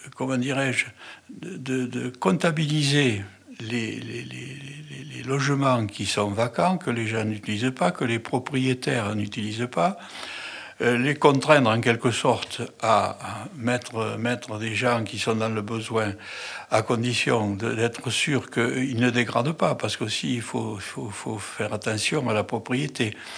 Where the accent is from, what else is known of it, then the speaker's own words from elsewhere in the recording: Toulouse, Occitania, France; Je suis toulousain, né à Toulouse. J'ai fait mes études à Toulouse